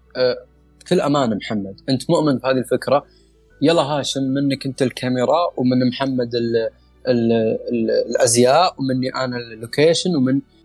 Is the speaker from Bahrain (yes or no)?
no; Saudi Arabia; احنا كشباب سعوديين